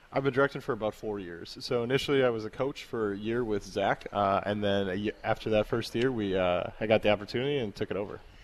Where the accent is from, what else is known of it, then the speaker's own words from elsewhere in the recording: Hales Corners, Wisconsin, United States; I'm from Hales Corners as well, so I was one of the feeder schools